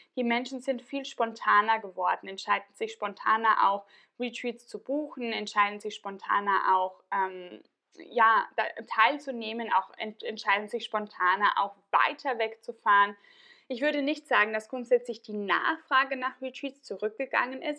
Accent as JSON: {"language": "German", "region": "Tyrol", "country": "Austria", "tie": "born or raised there", "moved": "yes", "said": "in meiner alten Heimat in Tirol."}